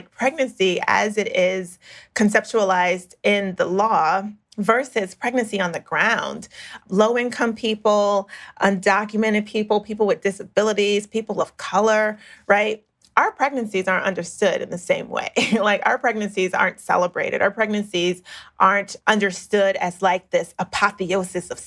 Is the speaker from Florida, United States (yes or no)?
yes; South Florida, United States; South Florida